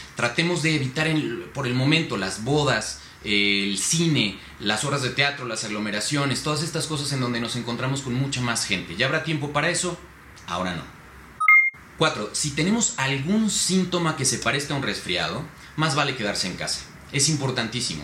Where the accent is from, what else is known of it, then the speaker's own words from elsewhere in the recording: Mexico; como los mexicanos lo sabemos hacer